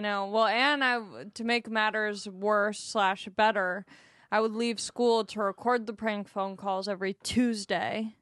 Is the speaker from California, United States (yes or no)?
yes; Long Beach, California, United States; I'm from Long Beach.